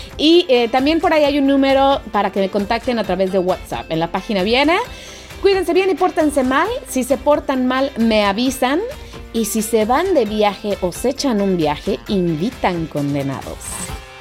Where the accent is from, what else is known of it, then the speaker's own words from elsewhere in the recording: Mexico; moved away; yo soy una pobre mexicana, una pobre frijolera